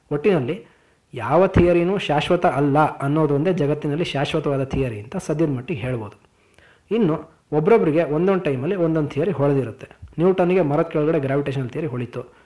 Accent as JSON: {"language": "Kannada", "town": "Koppa", "region": "Karnataka", "country": "India", "tie": "born or raised there", "said": "ನಮ್ಮ ಊರು ಕೊಪ್ಪ ಇದೆಯಲ್ಲ ಅದು ಮಂಗಳೂರಿಂದ ದಾವಣಗೆರೆಗೆ ಹೋಗೋ ದಾರಿಯಲ್ಲಿ ಬಹುತೇಕ ಮಧ್ಯದಲ್ಲಿ ಬರುವಂಥ ಊರು"}